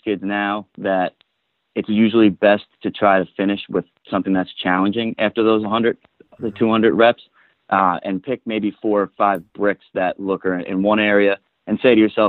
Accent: Long Island, New York, United States; I grew up on Long Island

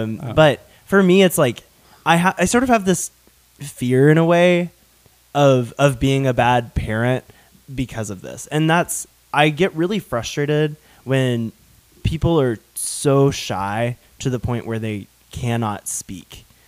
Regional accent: the South, United States; accent: Southern; I was ashamed of my Southern accent growing up, and I unintentionally kind of got rid of it for a while.

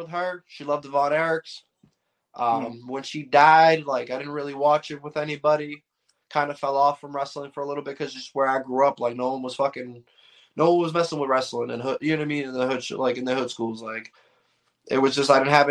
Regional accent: Boston, Massachusetts, United States; I'm from the bean town, the bloody bean in East Boston, Massachusetts. I was born in Southie, raised in Eastie

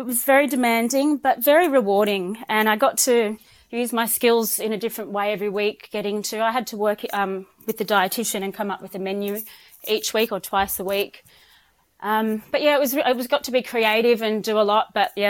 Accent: Byron Bay, New South Wales, Australia; Look, I'm originally from Byron Bay and I've been wanting to move back ever since I left 20 years ago.

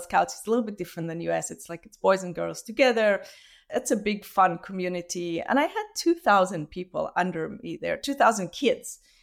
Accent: Israel; moved away as an adult; now in Vancouver, Canada; I grew up in Israel

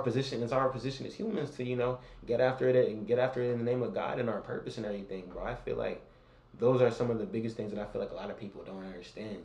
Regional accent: San Francisco, California, United States; I'm from San Francisco

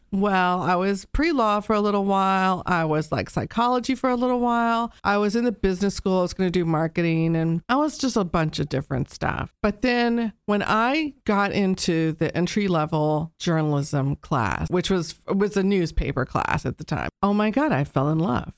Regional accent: Texas, United States; moved away as an adult; now in Dayton, United States; So I grew up in Texas. I grew up on the coast of Texas, south of Houston

